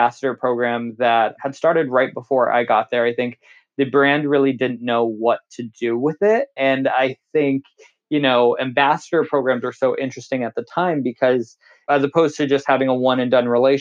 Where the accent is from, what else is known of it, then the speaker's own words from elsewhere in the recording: California, United States; moved away as an adult; I'm born and raised in California